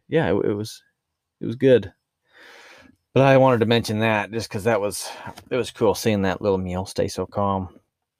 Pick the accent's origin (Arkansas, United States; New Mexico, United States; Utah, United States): Utah, United States; accent: Utah rural; This is how I talk, my Utah rural accent